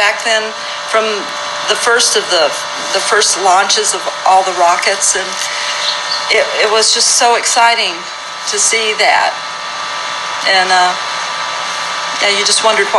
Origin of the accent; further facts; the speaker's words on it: Toccoa, Georgia, United States; born there; I was born in Toccoa, Georgia. That's T-O-C-C-O-A. It's Northeast Georgia, 1952.